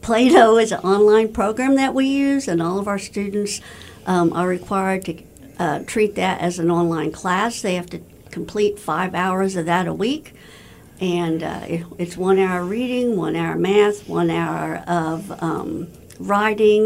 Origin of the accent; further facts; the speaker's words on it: Warrensburg, Missouri, United States; I was born in Warrensburg. I live in Warrensburg. I went to college in Warrensburg.